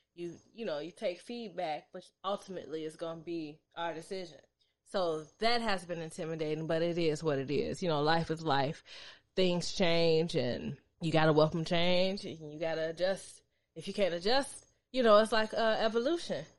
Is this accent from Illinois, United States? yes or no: yes; suburbs outside of Chicago, Illinois, United States; I was born in Chicago, but I was raised in the suburbs